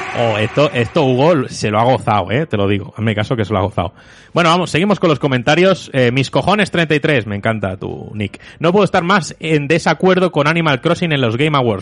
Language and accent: Spanish; Móstoles, Community of Madrid, Spain; yo crecí en Móstoles